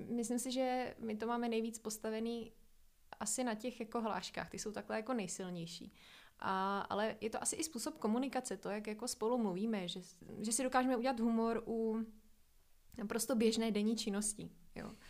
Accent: Moravia, Czechia; now in Prague, Czechia; A musela jsem spoustu věcí změnit a navíc v té době jsem se přestěhovala z Moravy do Prahy, kdy jsem se vlastně postavila jako i na vlastní nohy.

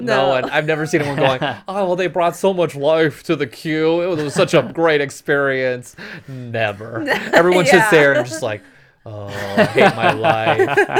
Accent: Phoenix, Arizona, United States; moved away; and I'm from Phoenix.

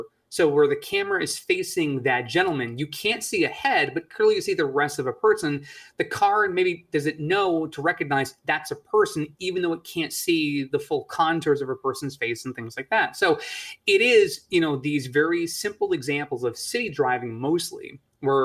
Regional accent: Northeast, United States; and I grew up in the Northeast, I know what snow can do.

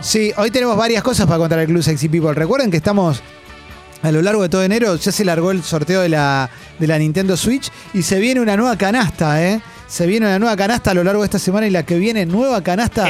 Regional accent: Buenos Aires, Argentina; somos porteños

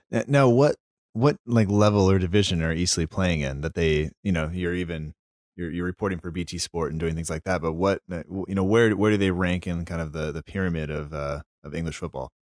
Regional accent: United States; an American school teacher

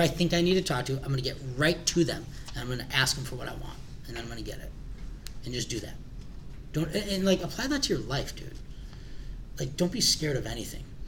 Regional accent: Glenview, Illinois, United States; also born or lived in Morton Grove, Illinois; we moved to Glenview, right down the street actually by Willow and Finks

